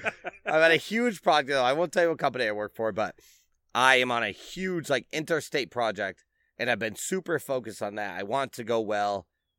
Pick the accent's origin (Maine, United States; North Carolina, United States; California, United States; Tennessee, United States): North Carolina, United States; You know what was an old school rhyme I had that I grew up in North Carolina.